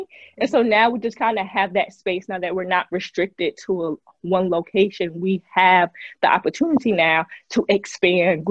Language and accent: English; New Jersey, United States; moved away as an adult; now in Memphis, United States; I'm originally from Jersey, and I moved to Memphis.